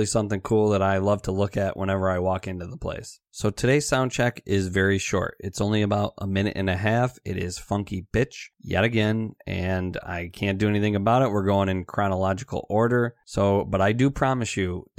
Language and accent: English; Buffalo, New York, United States; this is right in my hometown, about 15 minutes from where I live